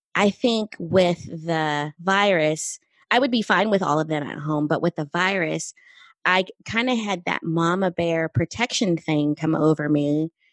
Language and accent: English; Southern California, United States; I grew up in California, Southern California